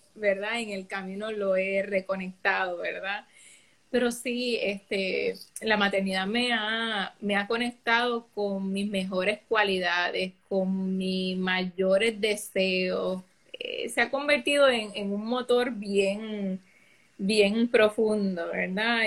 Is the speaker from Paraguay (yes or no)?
no; San Lorenzo, Puerto Rico; soy samaritana, soy natural de San Lorenzo